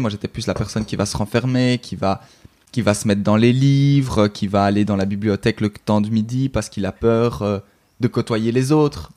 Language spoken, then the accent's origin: French; Brussels, Belgium; je suis belge, donc euh, en Belgique